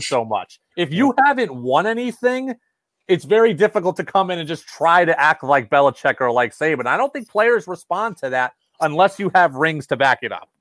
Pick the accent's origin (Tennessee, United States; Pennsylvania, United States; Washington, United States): Washington, United States; Seattle; moved away as an adult; now in New England, United States; I grew up in Seattle